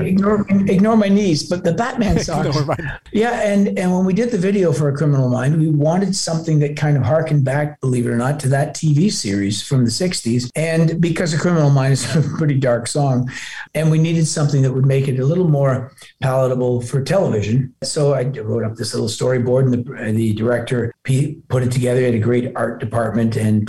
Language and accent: English; Toronto, Ontario, Canada; also born or lived in Glasgow, Scotland; I was born in Glasgow, but my family immigrated. My mom and dad immigrated. I'm the eldest when I was just a little kid. No, I'm very much a Canadian. I grew up in Toronto and I still live in Toronto